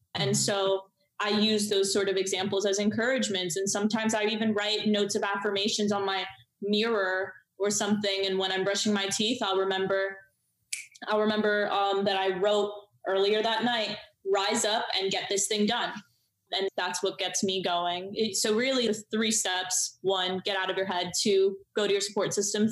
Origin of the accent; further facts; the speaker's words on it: Miami, Florida, United States; I grew up in Miami.